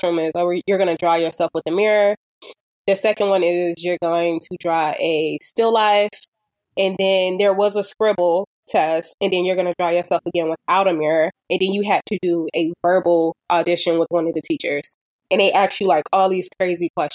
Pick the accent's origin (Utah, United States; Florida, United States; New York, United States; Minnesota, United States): Florida, United States; Miami; I grew up in Miami, of course, I grew up in like Dade County